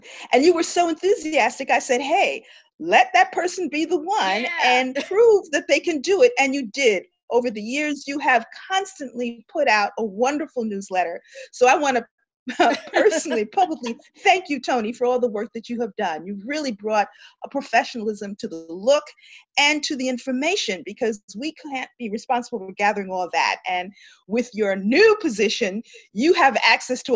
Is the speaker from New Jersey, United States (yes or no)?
yes; Jersey City, New Jersey, United States; moved away as an adult; also born or lived in New York; now in Los Angeles, United States; I'm from Jersey City